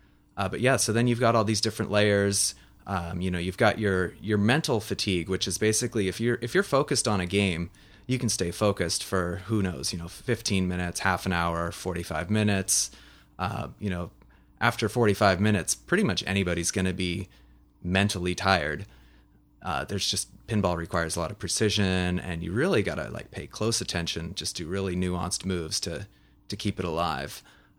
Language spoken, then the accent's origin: English; Kenmore, Washington, United States; I am a Seattle native. I'm from Kenmore by the lake.